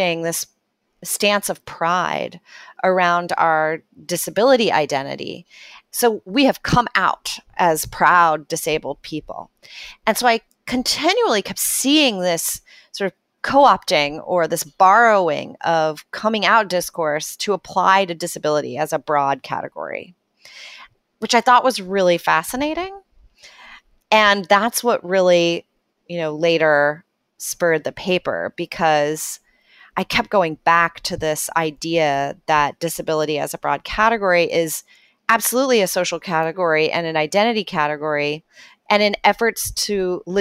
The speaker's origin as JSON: {"language": "English", "region": "Texas", "country": "United States", "tie": "born or raised there", "said": "I grew up in Texas"}